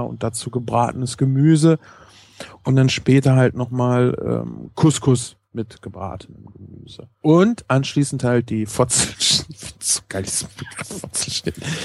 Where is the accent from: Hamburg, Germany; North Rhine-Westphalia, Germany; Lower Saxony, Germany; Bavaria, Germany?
North Rhine-Westphalia, Germany; Ich komme auch aus NRW